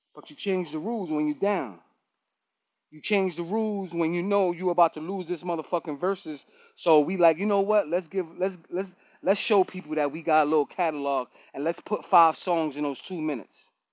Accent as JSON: {"language": "English", "region": "New York", "country": "United States", "said": "I'm from New York"}